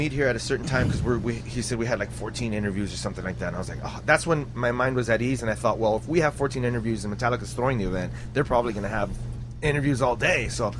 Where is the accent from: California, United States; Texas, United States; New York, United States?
California, United States; South Gate; I said, I'm from Southgate.